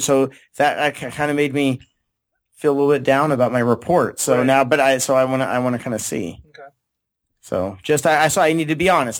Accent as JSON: {"language": "English", "town": "San Diego", "region": "California", "country": "United States", "tie": "born or raised there", "said": "I grew up in San Diego"}